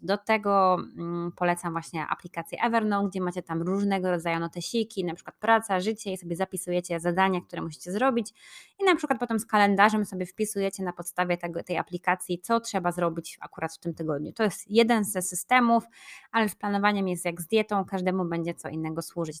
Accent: Poznań, Greater Poland, Poland; moved away; mojego rodzinnego miasta Poznań

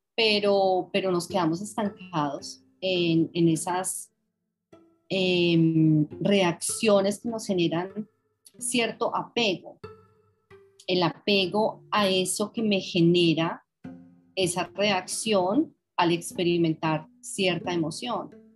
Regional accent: Colombia; moved away as an adult; also born or lived in London; yo viví en Londres 26 años y recién llegada yo, yo siempre decía, yo soy colombiana

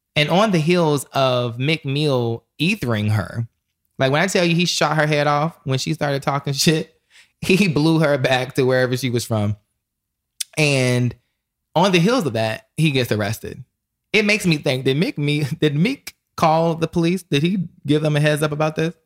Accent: the South, North Carolina, United States; I'm from the South, so we call it s, a snuff.

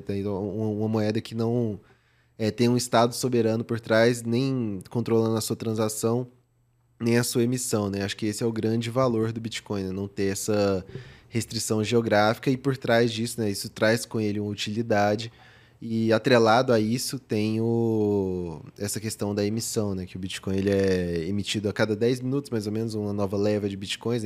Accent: Goiânia, Goiás, Brazil; moved away as an adult; also born or lived in São Paulo; eu nasci em Goiânia, vivi lá meus 18 anos e vim para São Paulo fazer faculdade

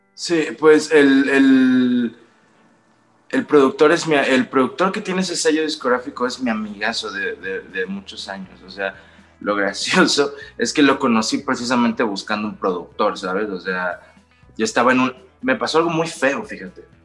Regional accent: Los Cabos, Baja California Sur, Mexico; moved away as an adult; now in Mexico City, Mexico; yo soy de una ciudad que se llama Los Cabos, Baja California Sur, que es todo playa y cosa bonita, y luego me vine acá a la Ciudad de México

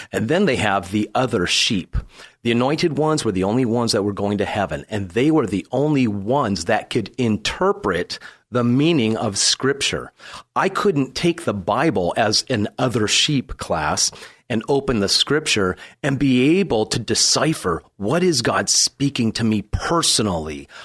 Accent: San Diego, California, United States; I was born and raised here in San Diego.

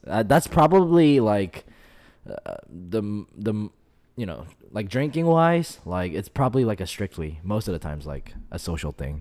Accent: United States; growing up in America

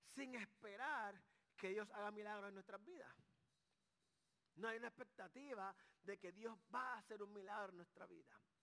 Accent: Carolina, Puerto Rico; Yo soy de Carolina, Puerto Rico.

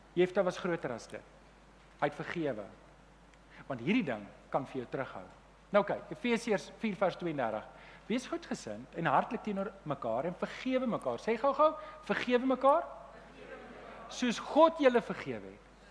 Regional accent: Germiston, Gauteng, South Africa; ek het in Leondale groot geword

